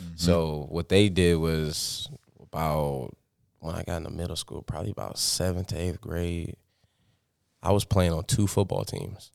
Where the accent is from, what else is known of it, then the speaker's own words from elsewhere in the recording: Sioux Falls, South Dakota, United States; six oh five Sioux Falls is a place that I grew up. I was born and raised here